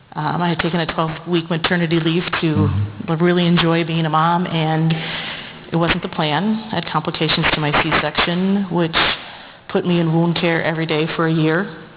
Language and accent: English; Plymouth, United States; we grew up in Plymouth here in a middle-class family. My journey has had Lutheran with a mix of covenant, non-denominational, evangelical, all in there.